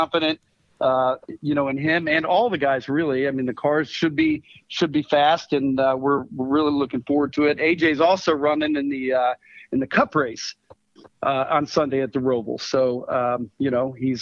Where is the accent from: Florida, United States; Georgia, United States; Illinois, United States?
Illinois, United States; Chicago; I'm from Chicago. So I went to high school in Chicago